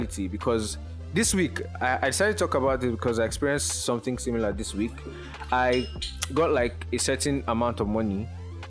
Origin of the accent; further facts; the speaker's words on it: Lagos, Nigeria; I grew up in Lagos.